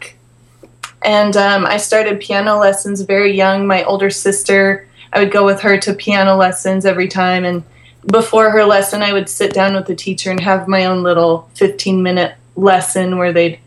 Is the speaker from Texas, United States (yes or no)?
no; Polson, Montana, United States; now in Los Angeles, United States; So I grew up in a very small town in Montana. The name of the town is Polson, Montana.